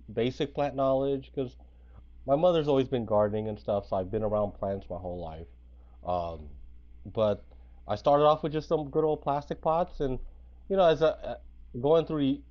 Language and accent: English; San Francisco, California, United States; also born or lived in Bay Area; SFC Grown, it comes from being born and raised in San Francisco.